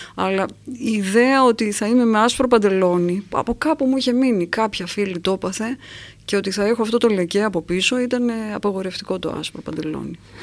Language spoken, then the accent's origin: Greek; Kavala, East Macedonia and Thrace, Greece; στην καβάλα και όλες που μεγάλωσα εγώ που ήταν η θάλασσα